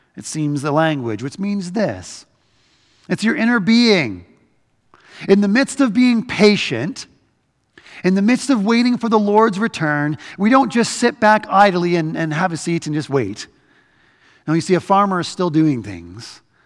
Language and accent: English; Canada; we're Canadian